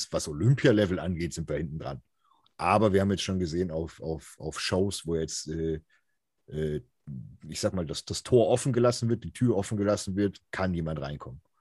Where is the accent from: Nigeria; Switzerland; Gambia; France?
Switzerland; deutschsprachiger Raum, jetzt nicht deutsch, sondern als Schweizer, ja.